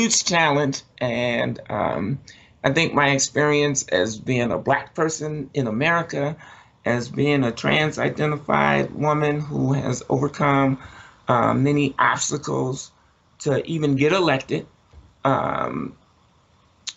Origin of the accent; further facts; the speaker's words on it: Chicago, Illinois, United States; I grew up in Chicago, Jonathan, and I grew up in the 60s